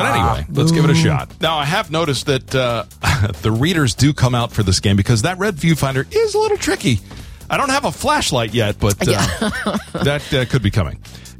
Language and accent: English; South Florida, United States; growing up in South Florida